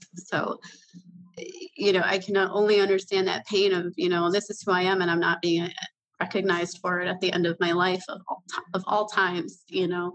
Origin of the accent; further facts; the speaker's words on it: Chicago, Illinois, United States; moved away as an adult; now in Wisconsin, United States; I was actually a Chicago native